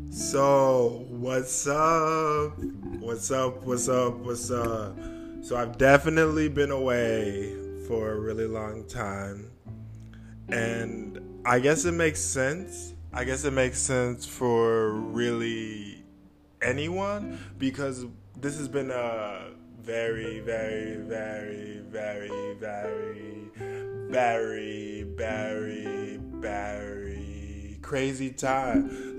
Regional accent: Michigan, United States; also born or lived in New York; I moved from New York and now I'm back in Michigan. So I don't feel so alone because this is where my family is

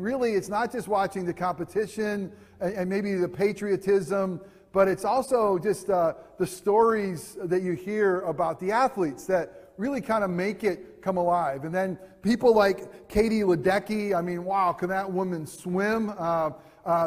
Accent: United States; as an American

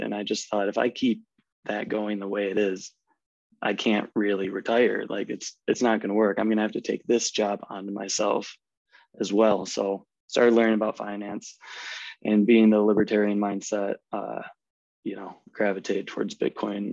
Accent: Midwest, United States; accent: American; moved away as an adult; now in Germany; I grew up in the Midwest in the States

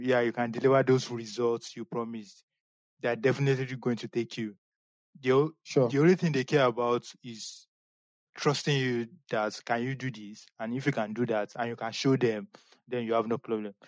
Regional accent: Nigeria; as a Nigerian

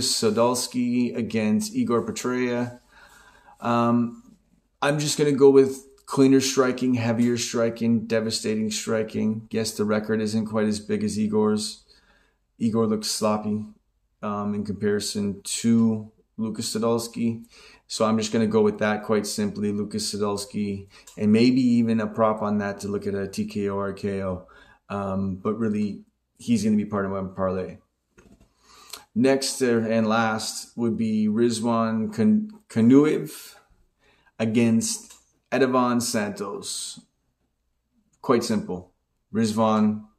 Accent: Canada; I'm a Canadian boy

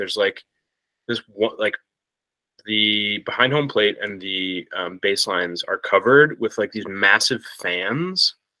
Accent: Buffalo, New York, United States; growing up in Buffalo, we had the Bisons

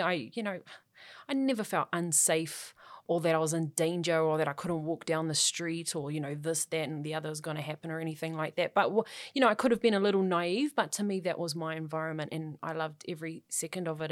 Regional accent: Auckland, New Zealand; growing up in South Auckland was absolutely fine.

